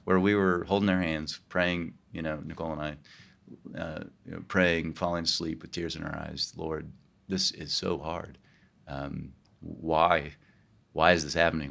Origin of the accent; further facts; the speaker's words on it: Kansas, United States; moved away as an adult; also born or lived in New York; now in California, United States; I grew up in Kansas and uh, outside of Kansas City